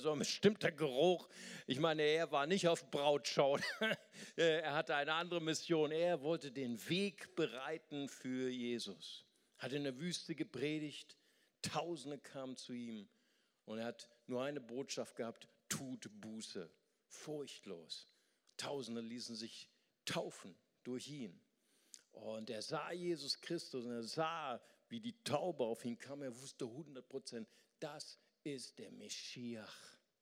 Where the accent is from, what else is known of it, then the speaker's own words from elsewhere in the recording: Germany; wir als Westeuropäer, wir als Deutsche